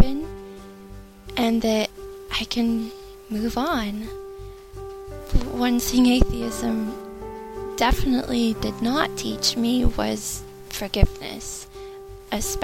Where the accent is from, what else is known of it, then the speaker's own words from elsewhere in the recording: United States; I'm 31, and I'm from the United States